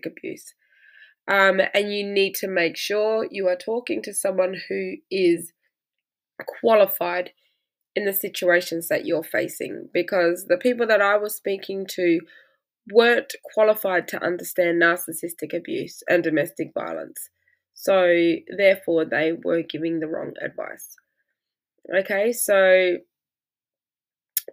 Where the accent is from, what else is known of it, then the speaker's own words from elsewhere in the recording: Australia; I'm Australian